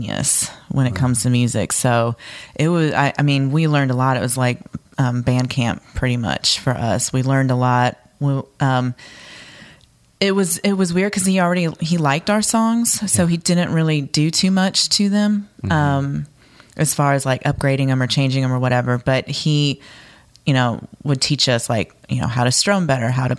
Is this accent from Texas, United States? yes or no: no; Fort Wayne, Indiana, United States; moved away as an adult; also born or lived in Louisville, Kentucky; now in Nashville, United States; I'm from Fort Wayne, Indiana